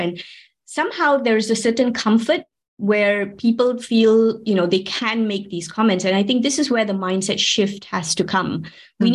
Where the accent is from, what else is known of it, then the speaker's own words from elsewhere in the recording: Malaysia; moved away as an adult; now in Switzerland; I'm actually from Malaysia, but I've been working and living here in Switzerland for about 18 years now.